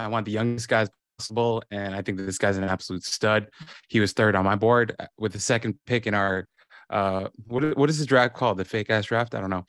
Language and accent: English; New York, United States; maybe it's the New York in me.